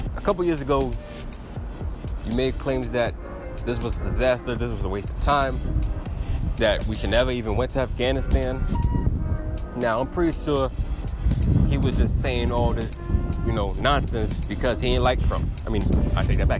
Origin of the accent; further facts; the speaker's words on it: United States; Yes, I am an American citizen. I was born in America